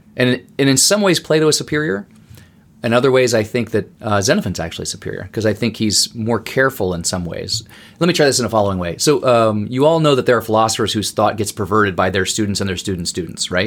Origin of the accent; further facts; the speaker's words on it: Berlin, Germany; now in United States; I grew up in West Berlin